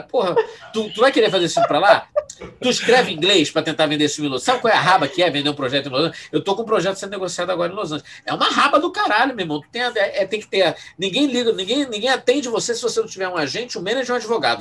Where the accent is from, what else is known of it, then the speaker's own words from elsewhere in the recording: Rio de Janeiro, Brazil; accent: suburbano do Rio de Janeiro; eu, eu, fui criado em Bangu